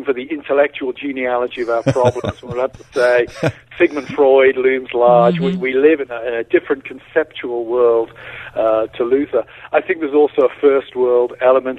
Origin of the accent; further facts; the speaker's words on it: United Kingdom; now in United States; I'm a British citizen, not a U.S. citizen